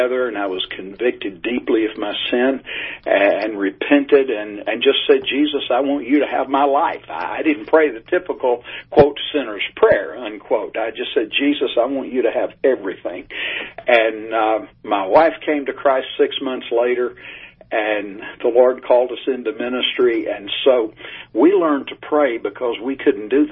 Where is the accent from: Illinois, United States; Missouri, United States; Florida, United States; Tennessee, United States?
Tennessee, United States; East; now in Texas, United States; I grew up in East Tennessee